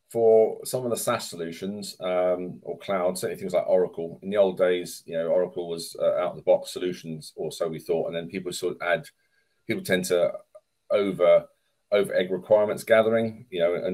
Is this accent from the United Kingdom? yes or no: yes; England, United Kingdom; I'm English